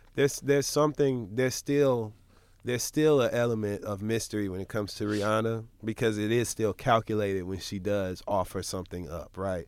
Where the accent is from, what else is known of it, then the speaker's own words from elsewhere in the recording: Michigan, United States; I'm from Michigan